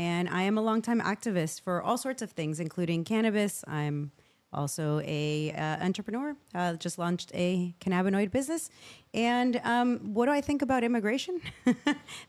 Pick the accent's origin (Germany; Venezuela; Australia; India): Venezuela; now in United States; I grew up in Venezuela.